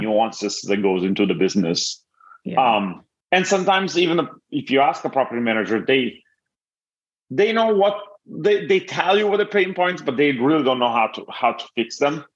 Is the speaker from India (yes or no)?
no; Italy; moved away as an adult; now in Los Angeles, United States; I'm originally from Italy and, and I moved here about uh, to Millet 14 years ago.